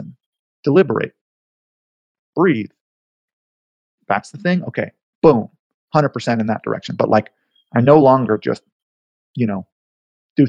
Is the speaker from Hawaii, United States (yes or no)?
yes; Haleiwa, Hawaii, United States; moved away as an adult; now in New York, United States; I grew up in Hawaii, and I miss my home.